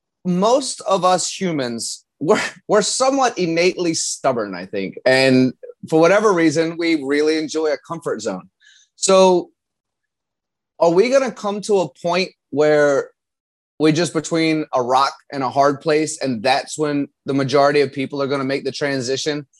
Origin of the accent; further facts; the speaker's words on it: Virginia, United States; I grew up in Virginia